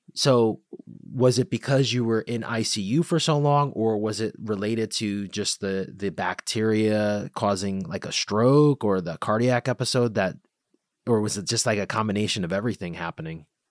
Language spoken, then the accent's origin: English; Bridgeport, Connecticut, United States; I'm from Bridgeport